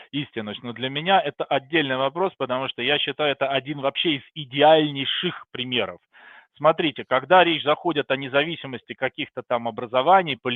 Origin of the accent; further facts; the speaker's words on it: Saint Petersburg, Russia; now in Austria; родился и вырос в Петербурге, а потом переехал на проживания в Австрию, где сейчас, собственно говоря, и достаточно давно уже проживаю.